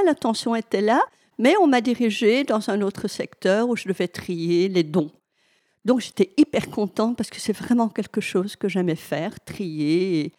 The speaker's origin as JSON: {"language": "French", "area": "Hainaut", "region": "Wallonia", "country": "Belgium", "said": "je suis du Hainaut"}